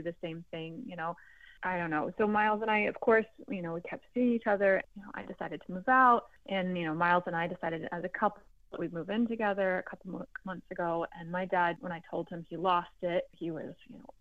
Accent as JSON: {"language": "English", "area": "Bay Area", "region": "California", "country": "United States", "tie": "born or raised there", "said": "I was born here in the Bay Area"}